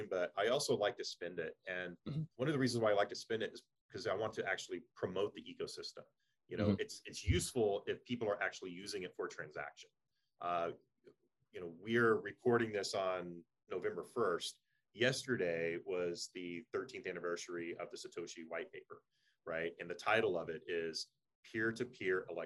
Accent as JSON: {"language": "English", "region": "Texas", "country": "United States", "said": "I'm from Texas"}